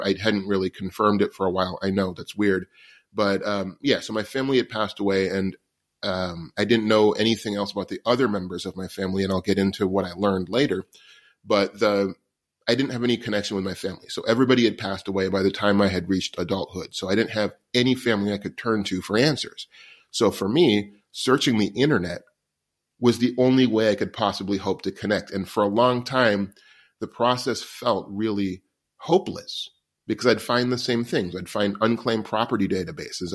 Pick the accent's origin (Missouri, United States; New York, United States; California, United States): New York, United States; New York City; I was born homeless in New York City in nineteen seventy-seven